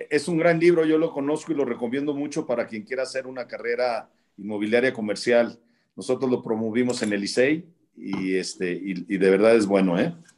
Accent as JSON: {"language": "Spanish", "country": "Mexico", "said": "como mexicanos"}